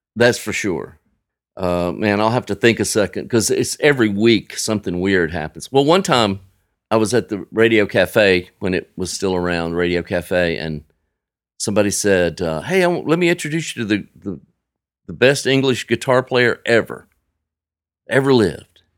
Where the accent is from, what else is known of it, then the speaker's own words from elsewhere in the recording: Frisco City, Alabama, United States; now in Nashville, United States; I grew up in Frisco City, a little town of about twelve hundred people